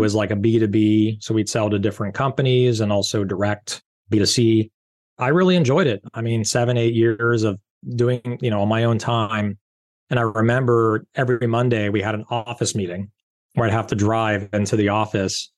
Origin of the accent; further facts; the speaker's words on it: Rancho Palos Verdes, California, United States; I grew up in Rancho Palos Verdes, California